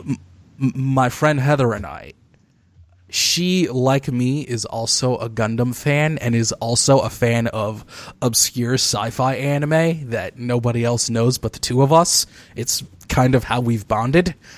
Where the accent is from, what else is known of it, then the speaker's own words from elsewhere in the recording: Detroit, Michigan, United States; my hometown of Detroit, Michigan.